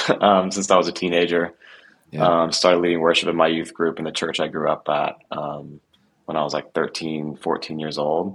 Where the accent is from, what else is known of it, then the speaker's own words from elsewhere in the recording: Nashville, Tennessee, United States; I grew up in Nashville